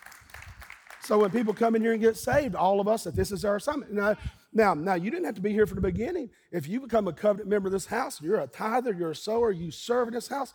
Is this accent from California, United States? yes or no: no; Eastern Kentucky, United States; being a little boy growing up in Eastern Kentucky